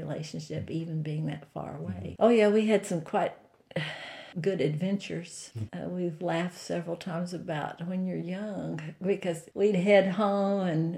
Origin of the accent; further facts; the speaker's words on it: United States; moved away as an adult; also born or lived in Glen Allen / Ohio; I grew up in Blenheim County